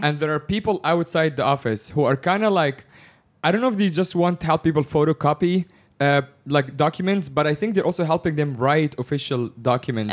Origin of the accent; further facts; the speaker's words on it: Egypt; I'm from Egypt